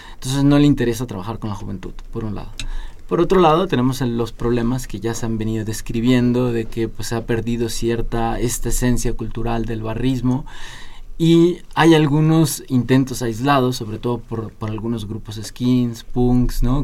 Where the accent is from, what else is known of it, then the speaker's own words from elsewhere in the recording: Mexico; como sociedad mexicana